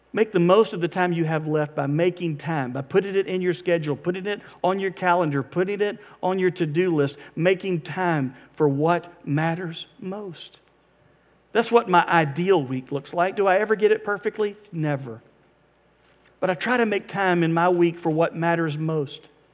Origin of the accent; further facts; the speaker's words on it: Florida, United States; we're from Florida. We're not used to having to think about ice